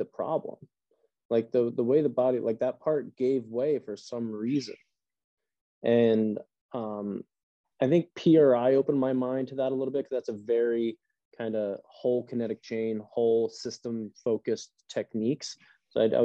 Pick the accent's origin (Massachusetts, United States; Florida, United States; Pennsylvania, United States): Pennsylvania, United States; just outside of Reading; my hometown, I'm not from Reading, but just outside of Reading